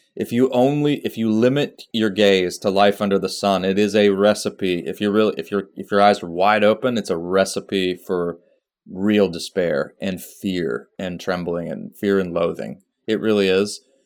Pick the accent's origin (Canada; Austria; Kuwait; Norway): Austria; moved away; I grew up in Austria